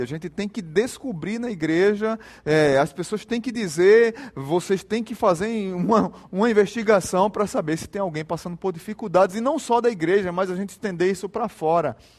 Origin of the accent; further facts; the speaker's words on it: Jaboatão dos Guararapes, Pernambuco, Brazil; quando eu era pequeno, lá em Jaboatão, primeira igreja batista de Jaboatão, tinha uma campanha na nossa igreja